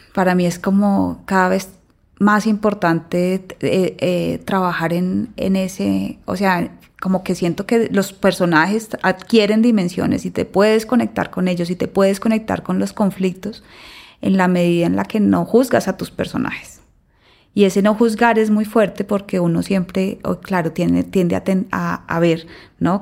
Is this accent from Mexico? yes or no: no; Colombia; como colombiana